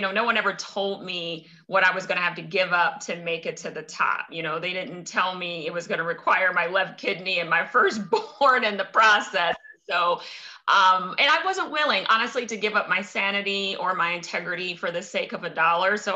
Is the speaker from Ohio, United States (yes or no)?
yes; Cincinnati, Ohio, United States; moved away as an adult; also born or lived in Minneapolis / St. Paul / Chicago; I'm born and raised in Cincinnati